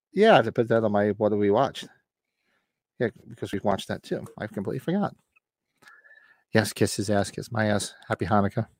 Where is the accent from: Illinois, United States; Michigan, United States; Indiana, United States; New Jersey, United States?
New Jersey, United States; Bergen County; moved away; where I grew up in Bergen County, there's no Walmarts